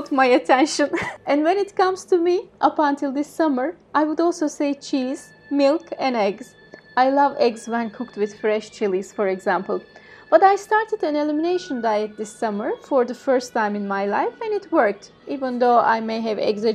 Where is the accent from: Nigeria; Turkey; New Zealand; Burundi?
Turkey; Aegean Region; I come from the Aegean region, where a meal without a few kinds of vegetables and salads wouldn't be considered a meal.